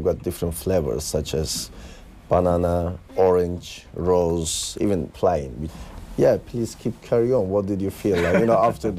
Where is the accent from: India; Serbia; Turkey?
Turkey; Siirt, Siirt Province; now in United Kingdom; My hometown.